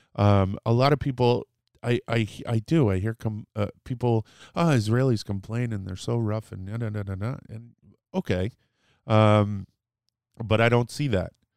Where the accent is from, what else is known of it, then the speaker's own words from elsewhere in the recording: New Britain, Connecticut, United States; I grew up in New Britain, Connecticut, which is a large Polish community